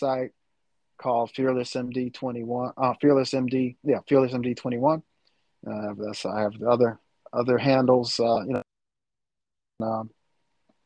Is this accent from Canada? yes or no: no; Chicago, Illinois, United States; also born or lived in St. Louis; I'm from the Chicago area